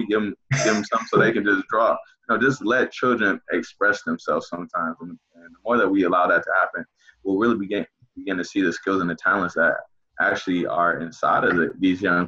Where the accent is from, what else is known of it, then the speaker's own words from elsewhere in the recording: Inkster, Michigan, United States; when I was growing up in Inkster